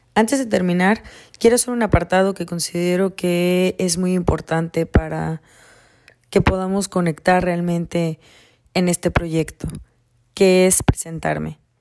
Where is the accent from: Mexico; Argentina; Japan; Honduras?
Mexico; Campeche; now in California, United States; nací en Campeche, México, actualmente vivo en California